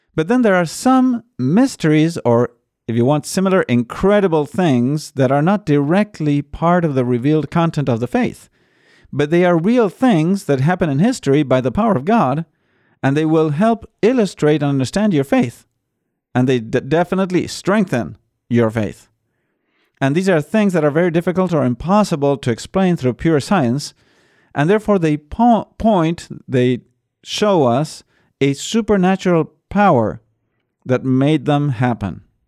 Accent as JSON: {"language": "English", "region": "Buenos Aires", "country": "Argentina", "said": "I am from Buenos Aires"}